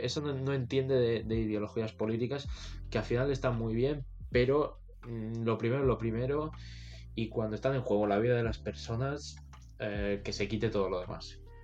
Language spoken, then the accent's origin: Spanish; Menorca, Balearic Islands, Spain; yo soy de, Menorca, de la isla, de una isla de las Islas Baleares